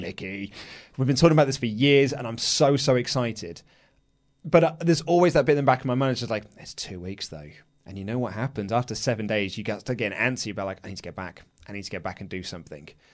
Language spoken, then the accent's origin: English; England, United Kingdom; I'm an Englishman